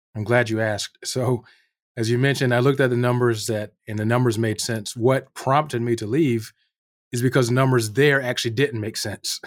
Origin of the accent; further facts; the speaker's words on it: North Carolina, United States; moved away as an adult; also born or lived in New York City, United States / Northern Virginia, United States; now in Anchorage, United States; I grew up in North Carolina